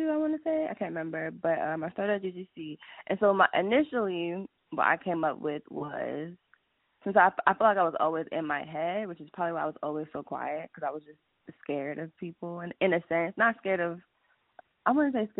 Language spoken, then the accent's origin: English; New York, United States; now in Georgia, United States; I'm from New York, but I was born in New York, but I'm practically from Georgia at this point.